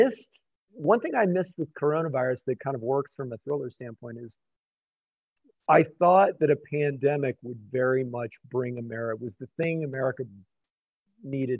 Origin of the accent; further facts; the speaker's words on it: Wyoming, United States; I'm from Wyoming. I mean, it doesn't get any more coal than this.